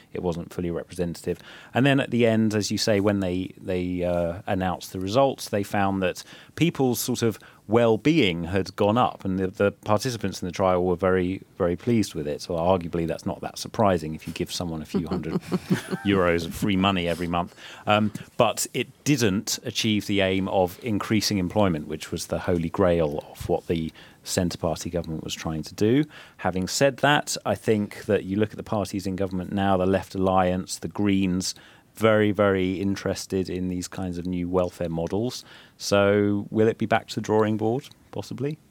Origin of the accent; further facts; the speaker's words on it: England, United Kingdom; now in Finland; my home country England